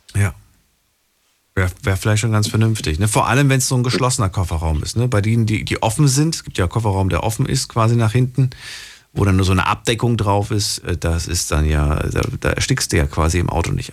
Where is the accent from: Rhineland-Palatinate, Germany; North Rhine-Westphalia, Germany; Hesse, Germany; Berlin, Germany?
Hesse, Germany; Frankfurt am Main; in der Großstadt groß geworden. Ich bin ja ungefähr mit fünf, sechs Jahren waren wir in Frankfurt, äh, Frankfurt am Main